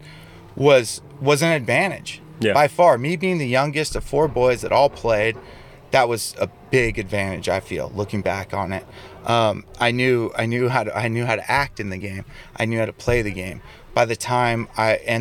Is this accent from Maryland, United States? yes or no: no; Redondo Beach, California, United States; Growing up in Redondo Beach, my brothers were playing baseball at Redondo High in the early 80s